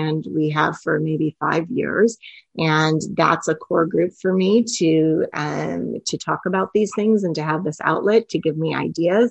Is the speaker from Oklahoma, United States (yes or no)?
no; California, United States; I grew up in California